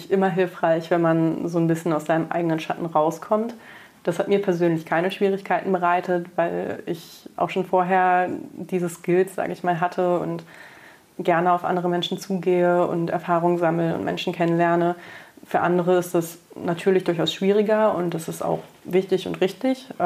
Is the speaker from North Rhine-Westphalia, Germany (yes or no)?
no; Braunschweig, Lower Saxony, Germany; now in Cologne, Germany; Ich meine, ich bin dann schon von Braunschweig nach Köln gezogen fürs Studium, was ja auch nicht gleich um die Ecke war